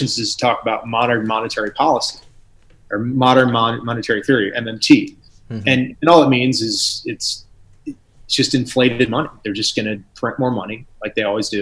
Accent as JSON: {"language": "English", "country": "United States", "tie": "born or raised there", "said": "I'm American. I was born here"}